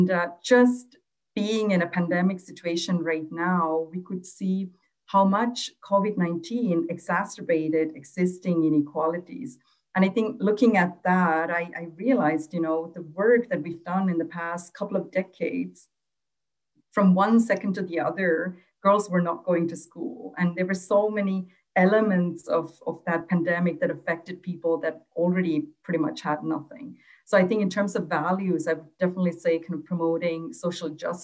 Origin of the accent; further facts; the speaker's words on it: Switzerland; also born or lived in Sri Lanka; when I was growing up in Switzerland, I was one of the first generation of Tamil girls to go to school here in Switzerland